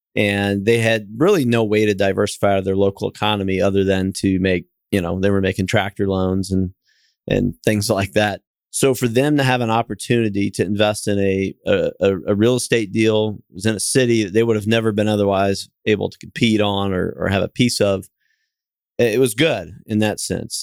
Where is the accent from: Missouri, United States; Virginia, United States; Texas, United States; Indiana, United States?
Missouri, United States; Kansas City; moved away; also born or lived in Fort Lauderdale, Florida; I'm from Kansas City, and, uh, originally went to school at University of Missouri and, and moved back to Kansas City.